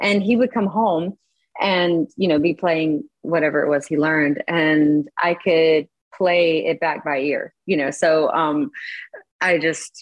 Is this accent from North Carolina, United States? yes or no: yes; an hour northwest of Charlotte, North Carolina, United States; So we're kind of at the base of the mountains. And so I grew up there, country girl, and I just stayed.